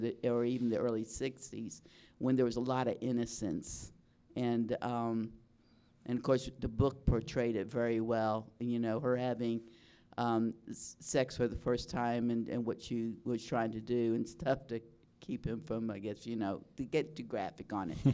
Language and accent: English; South Florida, United States; I had a great childhood growing up in South Florida